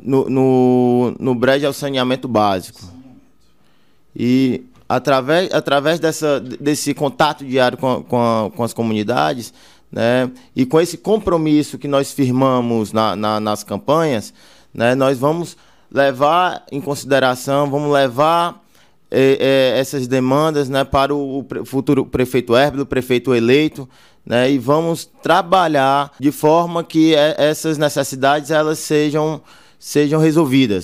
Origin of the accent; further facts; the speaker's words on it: Fortaleza, Ceará, Brazil; now in Baturité, Brazil; nasci em Fortaleza, mas minha família toda é de Baturité, meus pais são de Baturité, é, hoje eu moro nas Areias